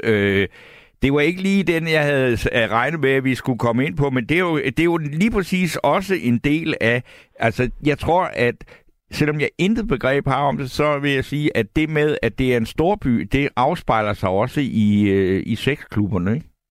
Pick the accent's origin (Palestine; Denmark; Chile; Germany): Denmark; Svendborg, Southern Denmark; also born or lived in Bornholm / Aarhus; now in Copenhagen, Denmark; jeg kommer fra Svendborg, og jeg har boet på Bornholm